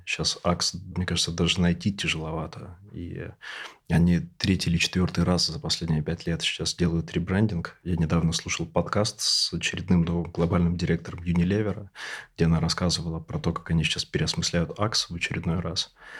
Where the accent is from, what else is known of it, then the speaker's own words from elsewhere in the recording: Siberia, Russia; Я, тоже из региона, я сибиряк